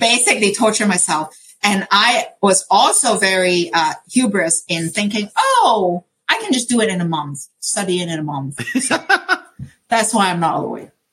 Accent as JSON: {"language": "English", "country": "Hong Kong", "tie": "born or raised there", "moved": "yes", "said": "I grew up in Hong Kong"}